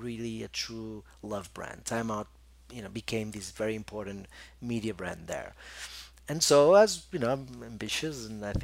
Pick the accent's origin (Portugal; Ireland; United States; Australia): Portugal; Porto, Norte; moved away as an adult; also born or lived in Lisbon / Macau / Barcelona / London; my hometown is Porto